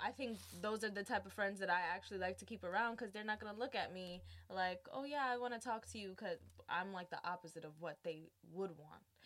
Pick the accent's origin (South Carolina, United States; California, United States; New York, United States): New York, United States; New York City; I'm from Brooklyn, New mm-hmm. York, mm-hmm. East Flatbush